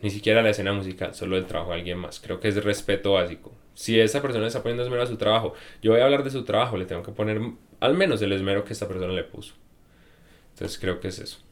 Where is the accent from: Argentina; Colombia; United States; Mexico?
Colombia; Medellín, Antioquia; vengo de Medellín